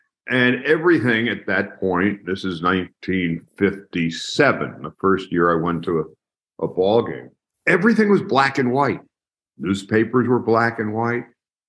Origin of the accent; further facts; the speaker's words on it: Long Island, New York, United States; moved away as an adult; also born or lived in Manhattan, New York; now in Los Angeles, United States; Well, I grew up on Long Island, maybe 15 miles from Ebbets Field in Brooklyn.